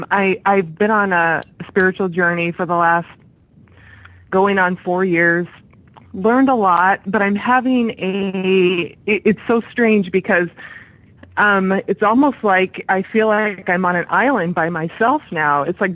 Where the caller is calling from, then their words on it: Corvallis, Oregon, United States; I'm calling from Corvallis, Oregon.